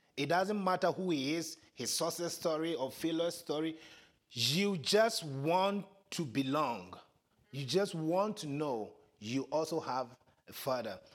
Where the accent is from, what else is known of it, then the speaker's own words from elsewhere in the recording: Ghana; accent: African; first language Twi; English is a second language; moved away; my first language, Chi, T-W-I